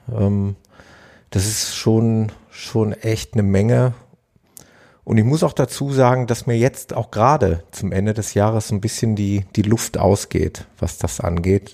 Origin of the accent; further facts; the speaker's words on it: Ruhr area, North Rhine-Westphalia, Germany; hier bei uns im Ruhrgebiet